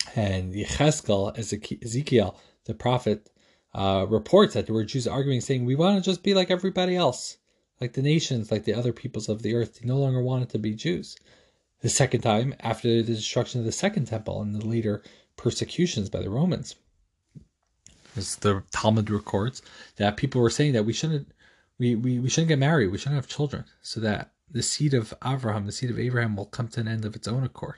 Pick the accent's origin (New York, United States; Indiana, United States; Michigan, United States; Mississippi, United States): New York, United States; moved away; also born or lived in Arizona; I was born in New York. I was a Jets fan, then I moved to Arizona, became a Cardinals fan